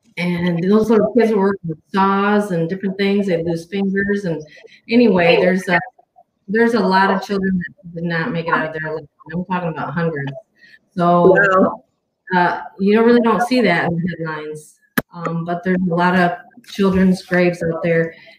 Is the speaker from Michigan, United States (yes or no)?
yes; Saginaw Chippewa, Mount Pleasant, Michigan, United States; Chippewas here in Mount Pleasant, Michigan, Saginaw Chippewas, we have a very small number in comparison to the Navajo Nation.